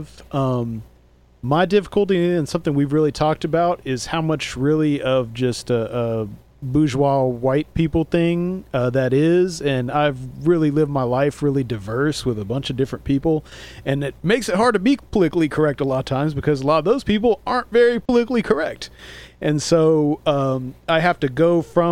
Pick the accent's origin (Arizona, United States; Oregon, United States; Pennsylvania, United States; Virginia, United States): Arizona, United States; I'm from Arizona, so I grew up with a bunch of natives